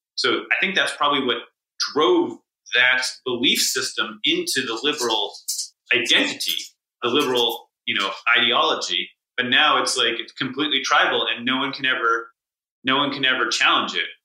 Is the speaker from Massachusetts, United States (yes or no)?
yes; Newton, Massachusetts, United States; my hometown Newton, where there's basically no murders